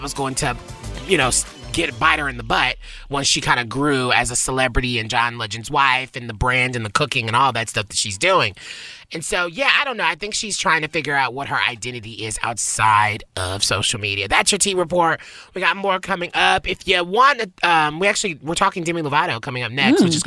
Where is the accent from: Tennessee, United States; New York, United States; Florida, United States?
Tennessee, United States; I'm from Tennessee